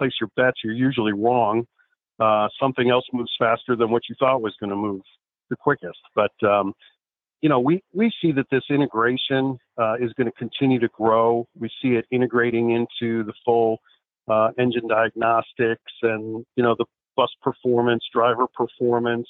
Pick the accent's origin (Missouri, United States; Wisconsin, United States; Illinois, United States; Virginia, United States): Illinois, United States; Chicago; I grew up in Chicago